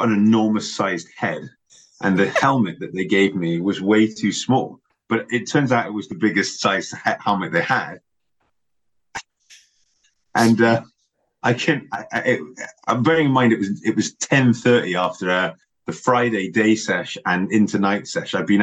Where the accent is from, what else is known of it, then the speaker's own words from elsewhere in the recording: Somerset, South West England, United Kingdom; I grew up in Somerset supporting Gloucestershire as a young lad